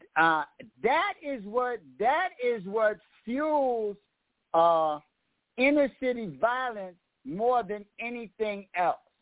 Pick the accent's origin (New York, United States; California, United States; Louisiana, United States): New York, United States; New York City; I'm from Harlem, and when when you're from New York and Harlem